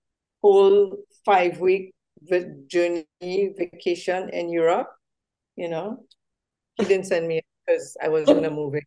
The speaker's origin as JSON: {"language": "English", "country": "Trinidad & Tobago", "tie": "born or raised there", "said": "we are from Trinidad and Tobago, as we say in Trinidad, born and bred in Trinidad and Tobago."}